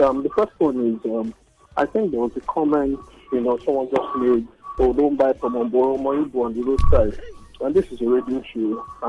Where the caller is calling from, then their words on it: Edmonton, Alberta, Canada; I'm calling from Edmonton, Canada.